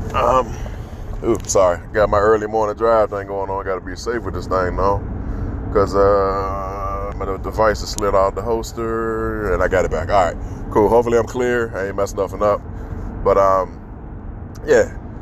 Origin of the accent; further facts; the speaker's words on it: Washington, District of Columbia, United States; growing up in Southeast DC